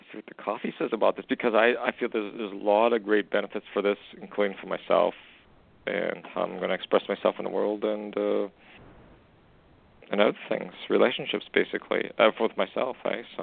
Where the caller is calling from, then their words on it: Canada; It's … calling from Canada, you know.